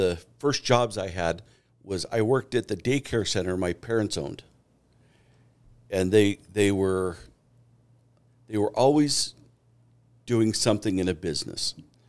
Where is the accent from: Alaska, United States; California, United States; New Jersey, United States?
Alaska, United States; Juneau; moved away as an adult; now in Meridian, United States; I grew up outside of Juneau.